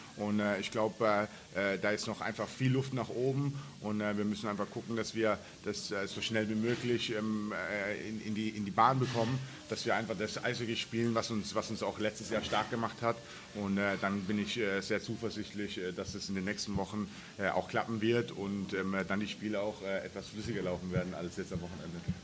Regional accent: Germany; in der Gartenstadt, wo ich groß geworden bin

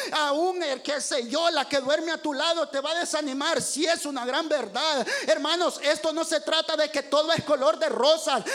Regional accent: El Salvador; moved away; yo soy salvadoreño

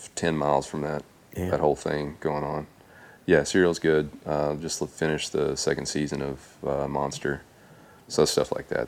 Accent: Tennessee, United States; I grew up in Tennessee

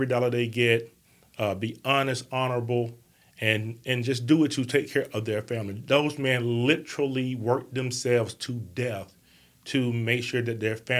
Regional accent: Bessemer, Alabama, United States; I grew up in Bessemer, Alabama.

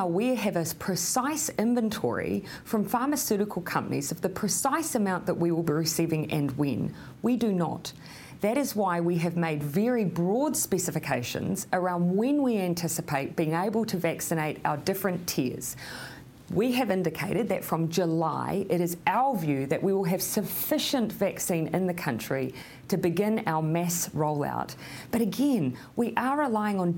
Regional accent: New Zealand; as a New Zealander grounded with strong values in human rights as our nation is

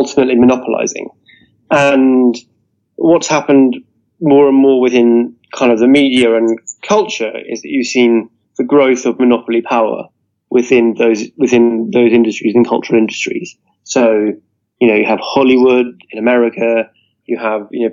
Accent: Scotland, United Kingdom; also born or lived in Edinburgh; I'm Scottish and based in Edinburgh

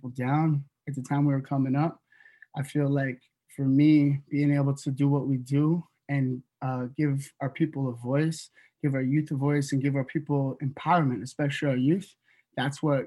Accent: Northwest BC, British Columbia, Canada; also born or lived in Toronto; we come from a small community up from Northwest BC

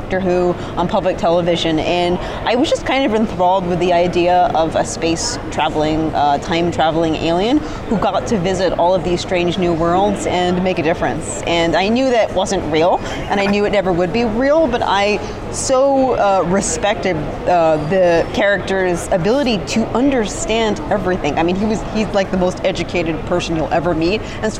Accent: United Kingdom; which you'll like since you're British, and I'm actually British too

